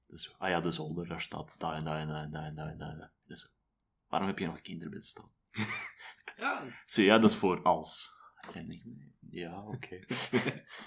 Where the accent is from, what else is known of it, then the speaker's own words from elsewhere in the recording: Middelburg, Zeeland, Netherlands; Want ik ben dan opgegroeid in Middelburg, wat een beetje moerasgebied is bij momenten.